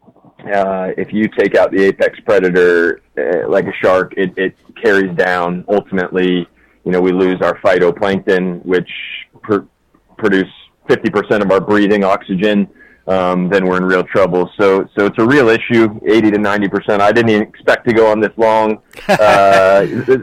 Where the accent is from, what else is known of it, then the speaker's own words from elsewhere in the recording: Norcross, Georgia, United States; moved away; Grew up in Norcross, Georgia, so it's about 20 miles